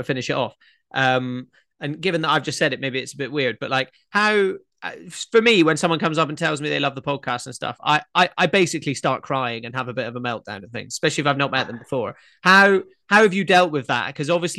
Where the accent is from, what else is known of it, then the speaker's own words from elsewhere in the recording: Scotland, United Kingdom; growing up in Scotland, people always made jokes about my ginger friends